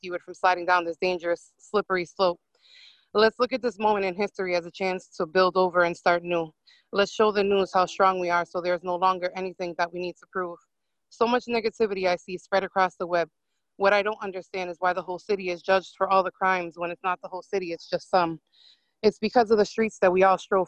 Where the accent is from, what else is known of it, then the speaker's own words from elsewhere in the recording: Lawrence, Massachusetts, United States; I'm born and raised in Lawrence